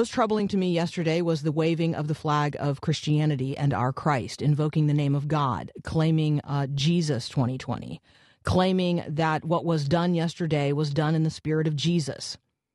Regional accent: United States; as an American

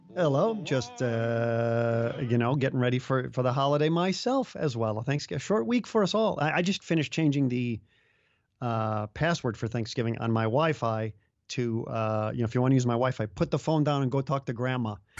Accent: Chicago, Illinois, United States; now in Iowa, United States; I grew up in the Chicago area

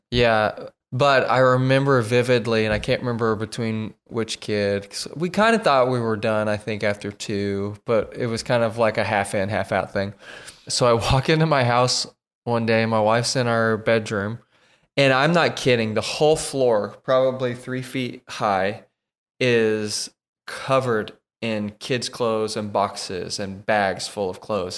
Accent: Oklahoma, United States; moved away as an adult; now in Tennessee, United States; we are from Oklahoma.

